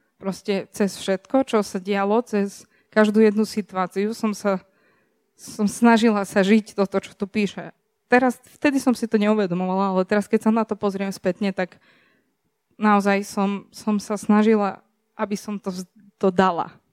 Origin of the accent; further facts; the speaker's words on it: Serbia; som zo Srbska